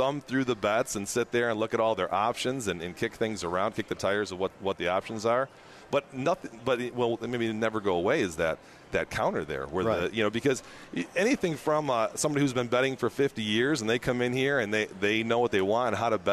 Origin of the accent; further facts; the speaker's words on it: Michigan, United States; now in New Orleans, United States; I'm originally from Michigan